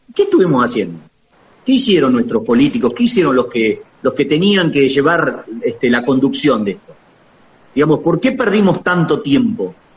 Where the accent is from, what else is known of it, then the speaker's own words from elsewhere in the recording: La Manuela, Buenos Aires Province, Argentina; now in Daireaux, Argentina; Yo soy oriundo de Laguna Alcina, Bonifacio, en realidad de un pueblito más chiquito todavía, soy oriundo de, La Manuela.